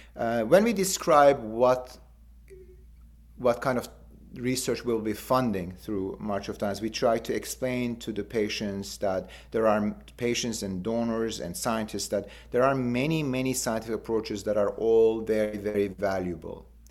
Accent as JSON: {"language": "English", "region": "Istanbul", "country": "Turkey", "tie": "born or raised there", "moved": "as an adult", "said": "I was born in Istanbul and, and did my and completed my medical school in Istanbul"}